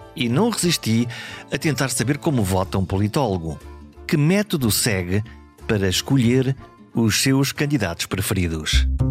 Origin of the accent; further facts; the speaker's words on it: Caminha, Norte, Portugal; also born or lived in Viana do Castelo; Eu nasci em Viena do Castelo, mas a minha terra é Caminha